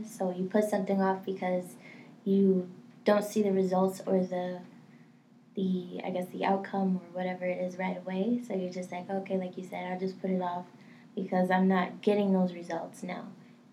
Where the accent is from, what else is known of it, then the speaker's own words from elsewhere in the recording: Maryland, United States; I'm from Maryland. Love Maryland